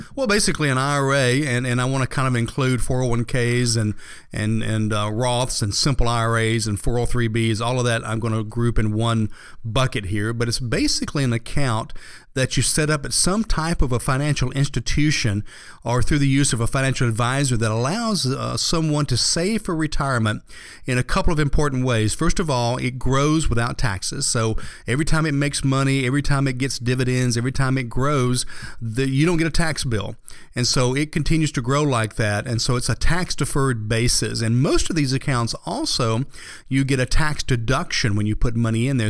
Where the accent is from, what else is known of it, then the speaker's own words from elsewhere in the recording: Atlanta, Georgia, United States; I was born and raised here in Atlanta